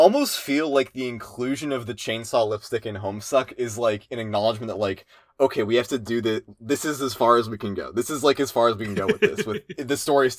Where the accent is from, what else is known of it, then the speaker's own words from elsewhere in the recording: Pennsylvania, United States; I didn't grow up in Philly. I grew up in Central PA, which is a lot less, which is, you know, a lot more like the middle of nowhere.